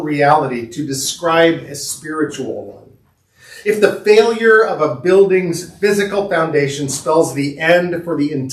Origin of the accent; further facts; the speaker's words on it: Southern California, United States; I grew up in Southern California, and my parents were both born in Rockford